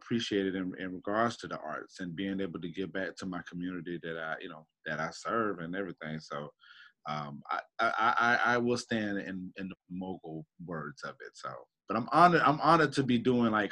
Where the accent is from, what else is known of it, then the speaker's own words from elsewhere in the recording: Jacksonville, Florida, United States; also born or lived in Tacoma, Washington / Texas / Tennessee / Germany; I finally made my stop in Jacksonville back at my grandma's house on Northwest Jacks when I was about seven years old. And this has been my home ever since